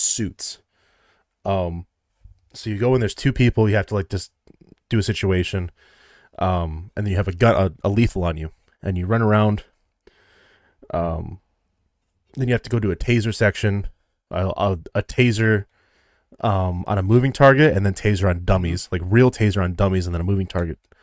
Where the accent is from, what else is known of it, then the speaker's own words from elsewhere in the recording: Midwest, United States; I'm from the Midwest